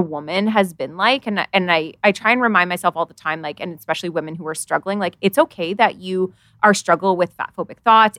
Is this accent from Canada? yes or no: yes; Canada; I live in Canada